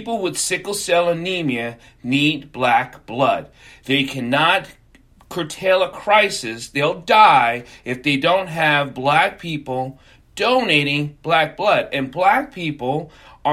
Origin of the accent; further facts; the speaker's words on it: New York, United States; We were in New York, I'm a New Yorker growing up